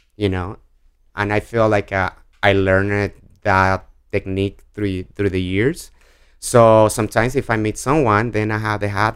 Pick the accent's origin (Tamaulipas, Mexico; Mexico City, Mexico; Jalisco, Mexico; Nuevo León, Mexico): Jalisco, Mexico; Guadalajara; English is a second language; moved away as an adult; also born or lived in Washington, D.C. / Connecticut; now in New York City, United States; I'm born and raised in Mexico